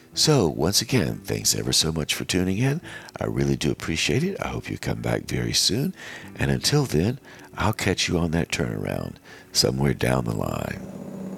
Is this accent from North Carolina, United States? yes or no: yes; Western North Carolina, United States; growing up in Western North Carolina